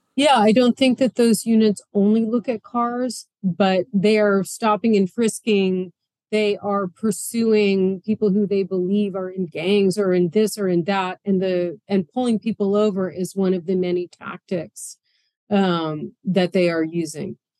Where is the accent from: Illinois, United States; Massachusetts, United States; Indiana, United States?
Massachusetts, United States; Boston; now in New York City, United States; I'm from Boston